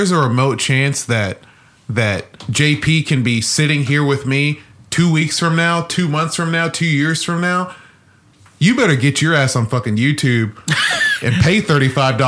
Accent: Nigeria; I'm Nigerian

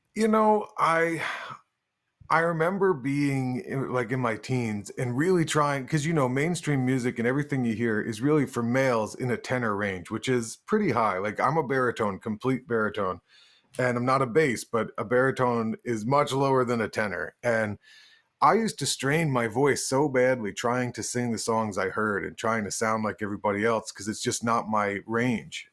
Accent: Woodstock, New York, United States; I ended up building Spectre basses in Woodstock, New York, which is my hometown

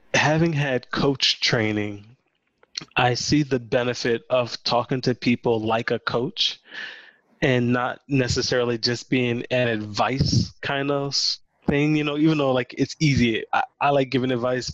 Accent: Louisiana, United States; growing up in Louisiana, um, we didn't have an NBA team

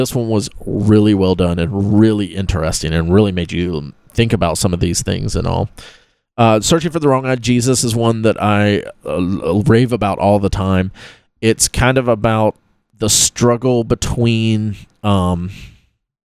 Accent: Live Oak, Florida, United States; also born or lived in Lake City, Florida; me growing up in Live Oak, Florida, which is a tiny town

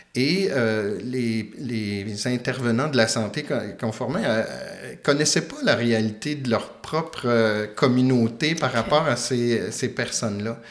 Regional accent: Quebec, Canada; also born or lived in Switzerland; le fait d'être québécois

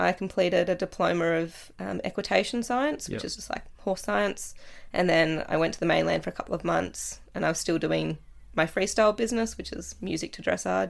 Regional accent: Latrobe, Tasmania, Australia; So I was born in Latrobe, went to school, Moriarty Primary School, to grade 4, did grade 5 and 6 at Wesley Vale because Moriarty

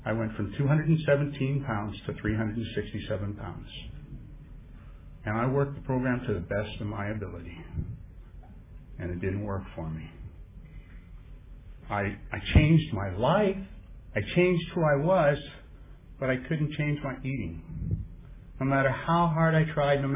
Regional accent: Vancouver, British Columbia, Canada; I come from Vancouver, Canada

